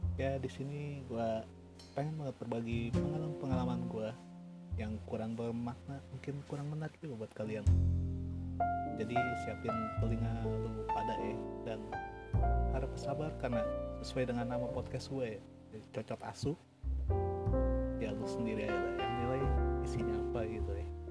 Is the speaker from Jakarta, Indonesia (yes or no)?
yes; Jakarta, Indonesia; Gue lahir di Jakarta